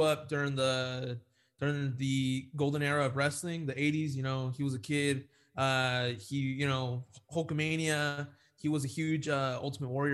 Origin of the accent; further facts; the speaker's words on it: Chula Vista, California, United States; I'm from San Diego, so 619. Born in Chula Vista, where he's from.